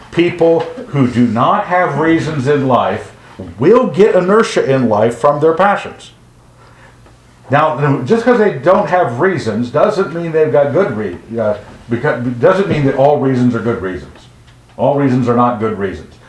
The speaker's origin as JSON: {"language": "English", "region": "Western United States", "country": "United States", "tie": "born or raised there", "said": "growing up in the Western United States"}